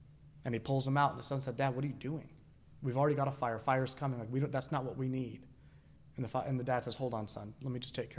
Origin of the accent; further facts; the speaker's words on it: Sanford, United States; I was raised in Sanford.